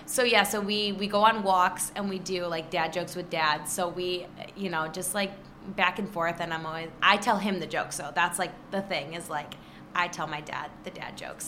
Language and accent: English; Trenton, Michigan, United States; also born or lived in Rochester, Michigan; I grew up in Trenton